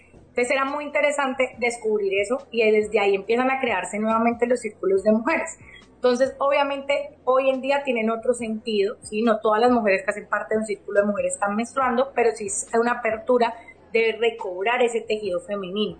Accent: Cali, Valle del Cauca, Colombia; yo soy de Cali, Colombia. Estoy acá en Cali, Colombia

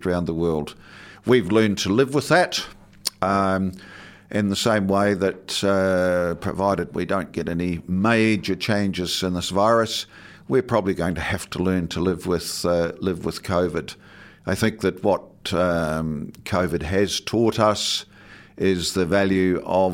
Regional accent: Southland, New Zealand; now in Dunedin, New Zealand; growing up in Southland in the 50s and 60s and 70s

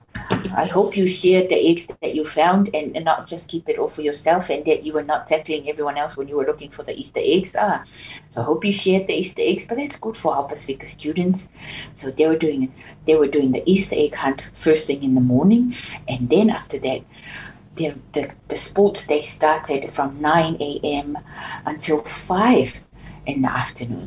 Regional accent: Samoa; now in Dunedin, New Zealand; growing up in Samoa, and you're always proud as a proud Samoan growing up

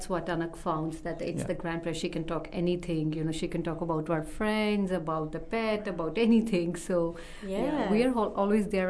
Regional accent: Punjab, India; moved away as an adult; now in New Zealand; We speak Hindi, we speak Punjabi because we're from Punjab, and we speak English as well

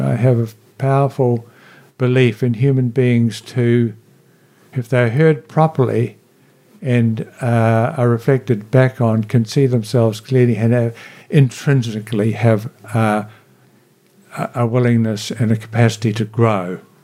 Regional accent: Blenheim, Marlborough, New Zealand; also born or lived in Picton / Nelson; I grew up in Nelson and Marlborough as a teenager

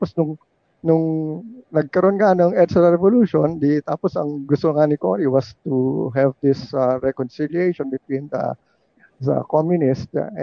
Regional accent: Manila, Metro Manila, Philippines; Kasi I grew up in Malacanang.

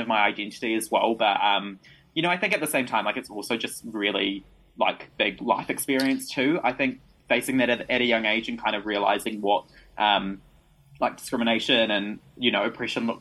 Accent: New Zealand; I was born in New Zealand, so I've lived here pretty much my whole life

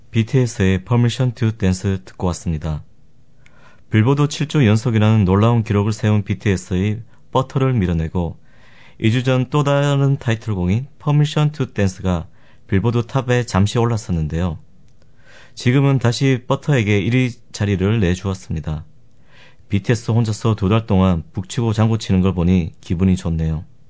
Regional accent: Gyeongsang, South Korea; accent: Gyeongsang dialect; 제가 경상도 출신이라 사투리도 많이 쓰고

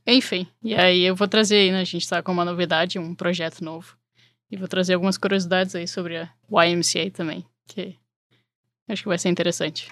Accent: Porto Alegre, Rio Grande do Sul, Brazil; moved away as an adult; now in Chicago, United States; Eu sou de Porto Alegre e cheguei aqui em Chicago para estudar

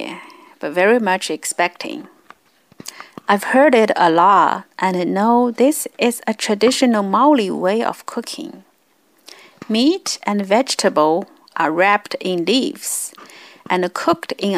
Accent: China; English is a second language; moved away as an adult; now in New Zealand; In China, we never cook fish in this way

